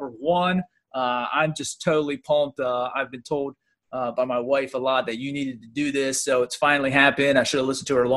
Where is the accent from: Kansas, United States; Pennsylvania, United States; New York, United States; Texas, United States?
Pennsylvania, United States; I'm from Pennsylvania